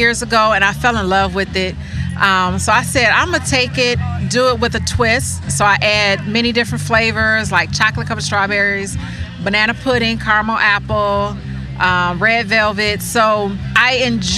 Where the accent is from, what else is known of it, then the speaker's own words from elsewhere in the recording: Illinois, United States; I'm from Illinois